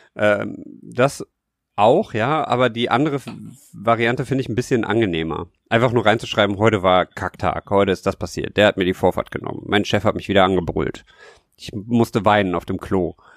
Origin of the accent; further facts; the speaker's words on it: Rhineland, Germany; ich halt als Rheinländer denke